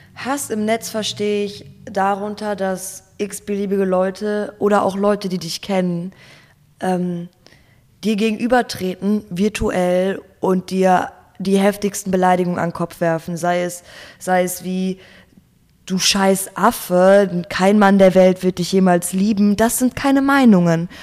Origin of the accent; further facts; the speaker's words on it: Gelsenkirchen, North Rhine-Westphalia, Germany; moved away as an adult; now in Berlin, Germany; geboren und aufgewachsen in Gelsenkirchen, Nordrhein-Westfalen